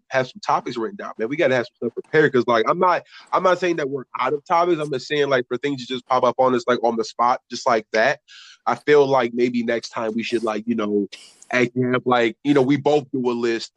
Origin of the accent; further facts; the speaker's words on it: Detroit, Michigan, United States; I am from Detroit